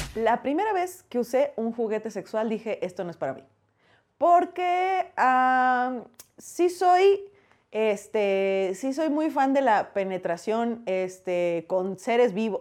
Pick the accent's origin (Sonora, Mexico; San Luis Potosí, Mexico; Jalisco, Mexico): Sonora, Mexico; Hermosillo; moved away as an adult; now in Mexico City, Mexico; soy de Hermosillo, Sonora